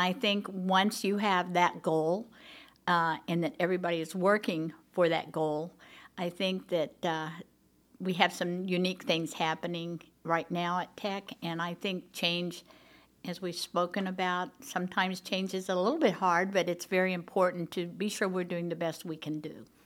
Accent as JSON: {"language": "English", "town": "Tulsa", "region": "Oklahoma", "country": "United States", "tie": "born or raised there", "also_born_or_lived": "California", "moved": "as an adult", "lives_now": "Broken Arrow, United States", "said": "I grew up in Tulsa"}